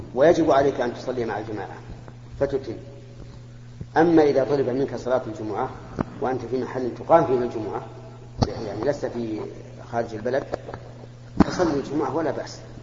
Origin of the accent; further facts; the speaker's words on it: Mecca, Makkah Province, Saudi Arabia; أنا من أهل مكة المكرمة ومتزوج من مكة وأقطن مكة